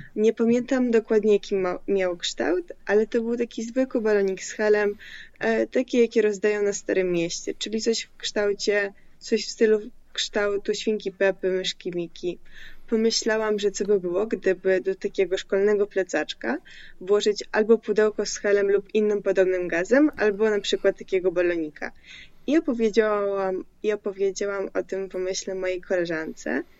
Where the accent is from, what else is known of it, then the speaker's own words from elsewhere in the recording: Poland; Polish is a second language; also born or lived in Crimea; jak się przeprowadziłam do Polski z Krymu, miałam, miałam wtedy 8 lat, to też pomimo tego, że nie znałam tego języka